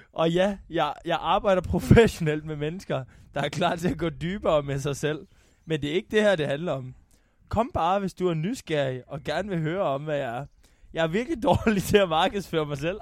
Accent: North Jutland, North Denmark Region, Denmark; jeg er meget mere nordjyde, end jeg er dansker

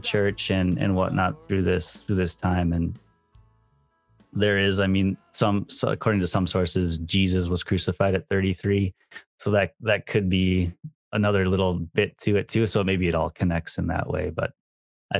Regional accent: Minneapolis, Minnesota, United States; now in Kobe, Japan; growing up in the Twin Cities and kind of having a strong kind of emotional connection to the area

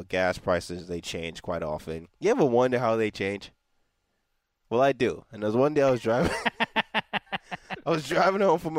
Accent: Nigeria; moved away; So I grew up in Nigeria. So that's a country where you don't fill up your tank yourself.

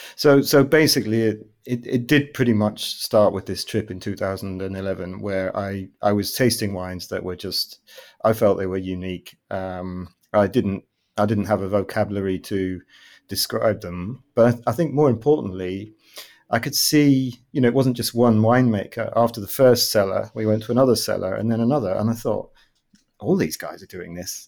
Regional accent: United Kingdom; moved away as an adult; now in Amsterdam, Netherlands; I'm originally British, but I'm based in Amsterdam, in the Netherlands.

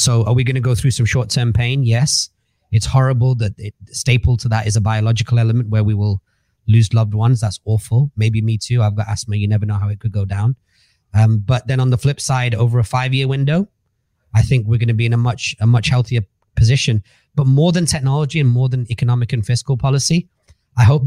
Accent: Manchester, North West England, United Kingdom; moved away as an adult; now in Dubai, United Arab Emirates; I grew up in Manchester, 7 people in a house.

